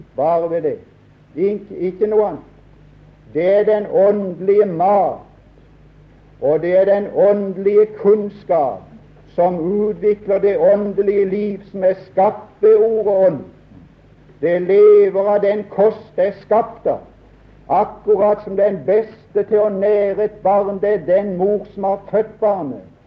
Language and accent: Norwegian; Norway; Jeg er nordmann. Jeg er glad for å være det